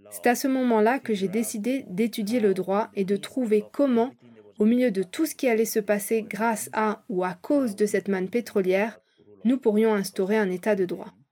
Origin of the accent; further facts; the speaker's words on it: Equatorial Guinea; je suis né et j'ai grandi en Guinée équatoriale, tout comme Lucas.